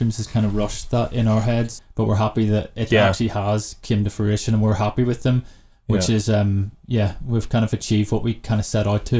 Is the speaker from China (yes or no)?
yes; China; And for me, growing up in China, I was like, what? Someone's playing for 8 hours?